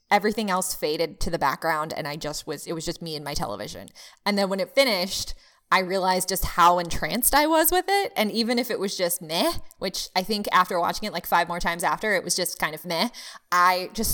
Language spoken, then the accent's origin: English; Manhattan, New York, United States; born there; I was born in Manhattan.